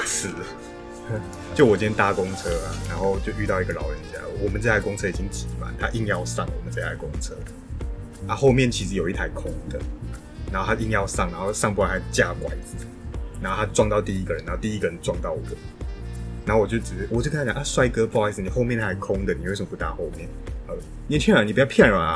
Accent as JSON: {"language": "Chinese", "country": "Taiwan", "said": "我们台湾这边"}